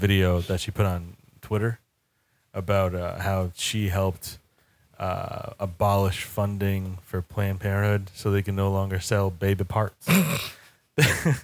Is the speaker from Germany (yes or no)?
no; Portugal; now in United States; I came from Western Europe.